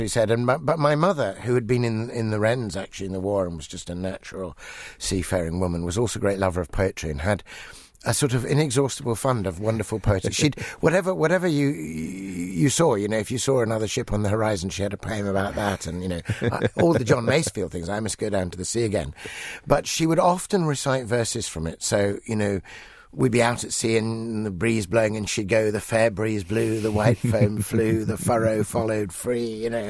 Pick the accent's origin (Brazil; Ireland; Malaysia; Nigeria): Nigeria; Ibadan, Oyo; born there; Yes, that's right. I was born in Ibadan in Nigeria. Back in 1957, actually, the last years in which Nigeria was still at that time a crown colony.